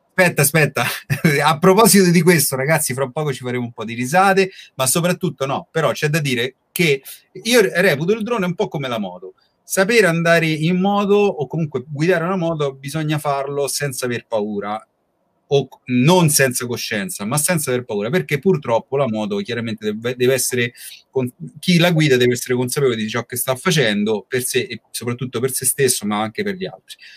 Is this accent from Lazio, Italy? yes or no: yes; Rome, Lazio, Italy; noi poi siamo di Roma